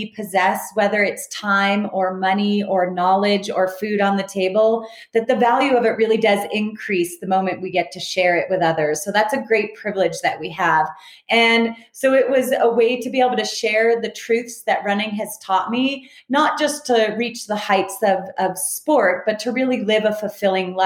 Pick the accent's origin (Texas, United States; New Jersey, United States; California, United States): California, United States; Southern; I grew up in Southern California